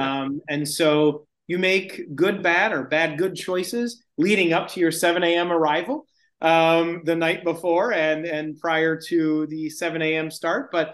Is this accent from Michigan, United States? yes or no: yes; Michigan, United States; I grew up in Michigan